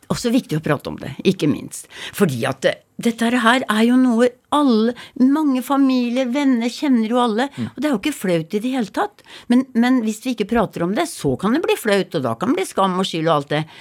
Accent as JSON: {"language": "Norwegian", "town": "Rakkestad", "region": "Østfold", "country": "Norway", "also_born_or_lived": "Hallingdal / Geilo", "accent": "Rakkestad dialect", "moved": "yes", "lives_now": "Ustaoset, Norway", "said": "jeg er fra Rakkestad."}